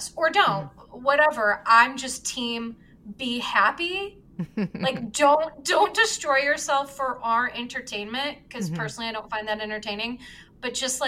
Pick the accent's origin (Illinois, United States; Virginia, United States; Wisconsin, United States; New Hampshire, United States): Illinois, United States; Chicago; I'm from Chicago, born and raised